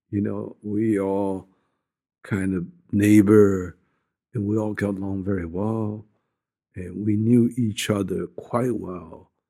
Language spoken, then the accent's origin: English; China; born there; I was born in China